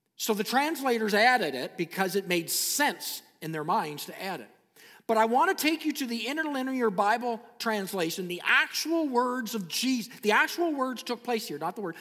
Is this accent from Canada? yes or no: yes; Canada; I am a Canadian citizen